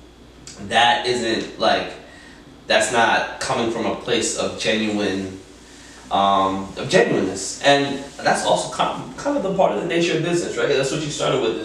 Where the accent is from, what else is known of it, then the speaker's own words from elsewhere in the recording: New York City, New York, United States; I'm a city kid, man. I grew up in East Harlem